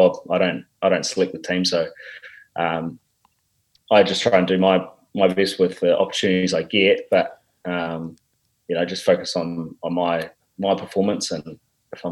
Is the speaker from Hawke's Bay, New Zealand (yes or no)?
yes; Napier, Hawke's Bay, New Zealand; moved away as an adult; I grew up, born and bred in the Hawke's Bay in Napier.